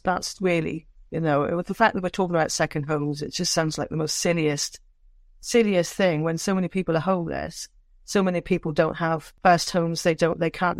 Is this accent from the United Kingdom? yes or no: yes; Downderry, South West England, United Kingdom; moved away; growing up in Cornwall as a, you know as a young person